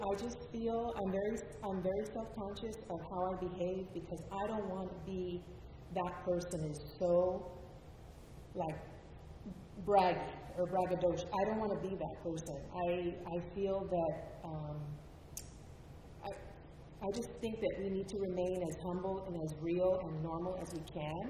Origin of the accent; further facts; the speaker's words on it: Los Angeles, California, United States; also born or lived in Queens, New York; I was born in Queens, but I lived most of my life in California.